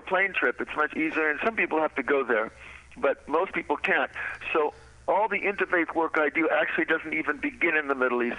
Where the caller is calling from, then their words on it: Paris, Île-de-France, France; I'm calling you from Paris, France now